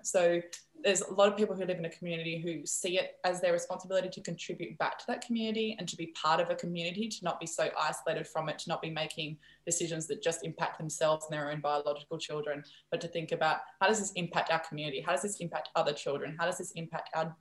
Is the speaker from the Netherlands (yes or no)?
yes; Netherlands; first language Dutch; English is a second language; moved away as an adult; also born or lived in rural Cambodia / Brisbane; I'm from the Netherlands. Dutch is my first language